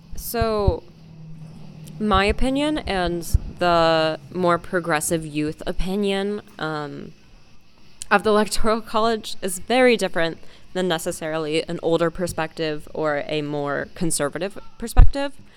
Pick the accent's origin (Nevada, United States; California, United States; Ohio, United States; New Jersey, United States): Ohio, United States; Dayton; I am also 17 years old and I am from Dayton, Ohio.